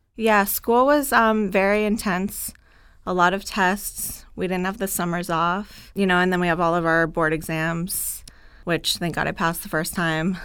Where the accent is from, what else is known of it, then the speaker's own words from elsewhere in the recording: South Florida, United States; also born or lived in Gainesville, Florida / Dallas, Texas; I am from Florida, South Florida